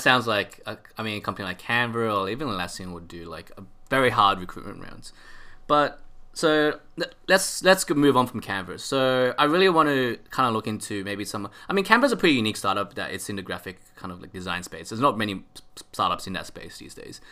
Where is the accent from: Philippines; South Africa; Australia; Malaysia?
Australia; I'm Aussie.